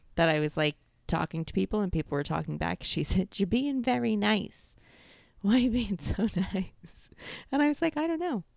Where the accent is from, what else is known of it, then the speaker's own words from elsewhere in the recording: New York, United States; accent: New York; moved away as an adult; now in Florida, United States; I've been out of New York for five years now